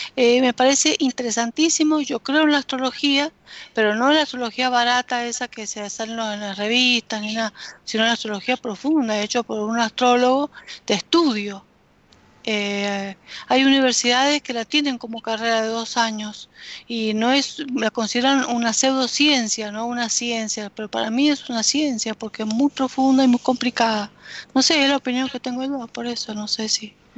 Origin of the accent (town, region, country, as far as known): Argentina